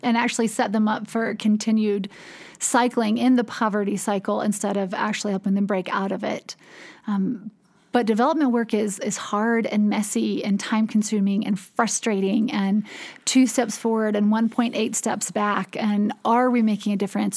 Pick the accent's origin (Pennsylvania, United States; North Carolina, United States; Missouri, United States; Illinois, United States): North Carolina, United States; Durham; I am from Durham, North Carolina